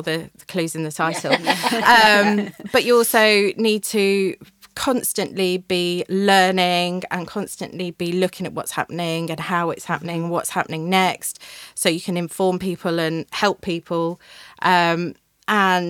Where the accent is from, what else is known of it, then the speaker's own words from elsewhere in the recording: Newcastle upon Tyne, North East England, United Kingdom; saw a trainee job at the local paper back in my hometown and went for it and didn't think I'd ever get it. And 6 weeks later, I was up training at the Newcastle Chronicle and Journal